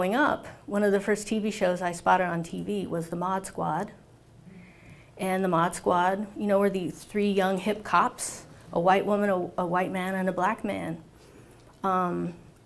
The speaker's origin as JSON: {"language": "English", "area": "Orange County", "region": "California", "country": "United States", "tie": "born or raised there", "said": "I grew up in Orange County, California"}